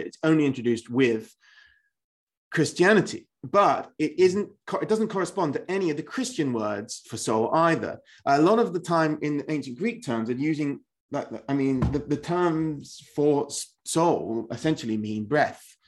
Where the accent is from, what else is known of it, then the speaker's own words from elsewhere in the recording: England, United Kingdom; I am an Englishman